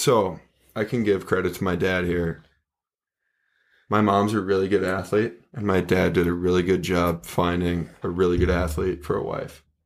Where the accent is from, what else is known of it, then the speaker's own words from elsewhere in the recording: Minnetonka, Minnesota, United States; I grew up in Minnetonka